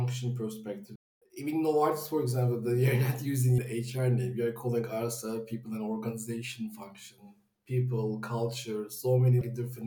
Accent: Istanbul, Turkey; I'm originally from Turkey, Istanbul

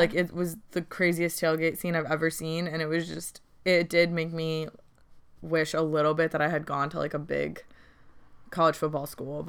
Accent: Connecticut, United States; moved away; growing up in Connecticut

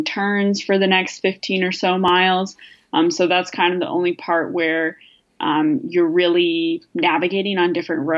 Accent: Minnesota, United States; now in Madison, United States; I grew up in Minnesota

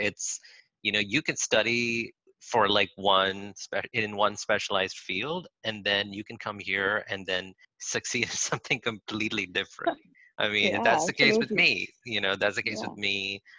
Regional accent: Saudi Arabia; also born or lived in India / Philippines; I grew up in different, like I grew up in Saudi Arabia, then in India, then in the Philippines for a bit.

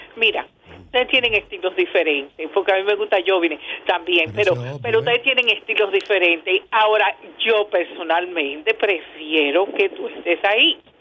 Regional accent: Dominican Republic; como dominicanos

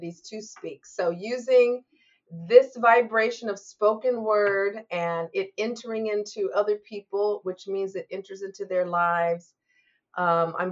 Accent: Lacey, Washington, United States; I grew up in Lacey, Washington, near Olympia, the capital

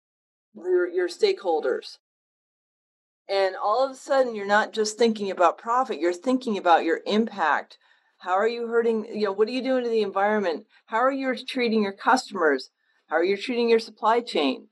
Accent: Western Connecticut, United States; growing up in Western Connecticut, not Eastern Connecticut where you are, but Western Connecticut

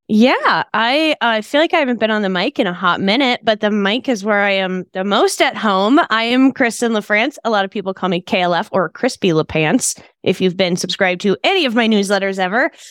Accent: Texas, United States; I'm from Texas

